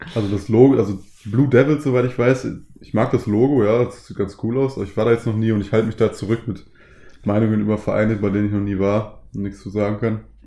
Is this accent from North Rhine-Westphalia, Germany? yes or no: yes; Ruhr area, North Rhine-Westphalia, Germany; moved away; ich komme ungesprünglich aus dem Ruhrgebiet